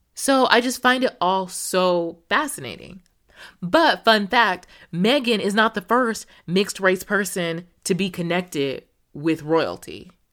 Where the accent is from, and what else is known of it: United States